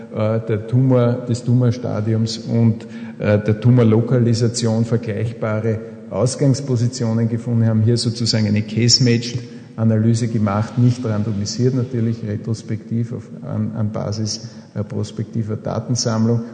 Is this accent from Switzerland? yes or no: no; Austria; bei uns in Österreich